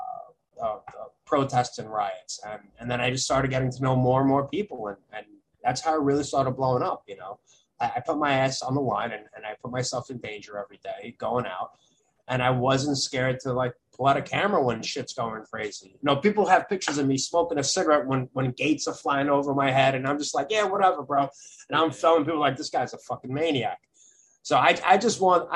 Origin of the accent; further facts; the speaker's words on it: New York City, New York, United States; I grew up in Brooklyn, in the Midwood area of Brooklyn